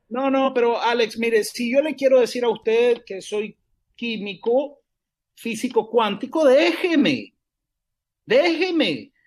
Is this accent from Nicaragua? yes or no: yes; Nicaragua; Soy nicaragüense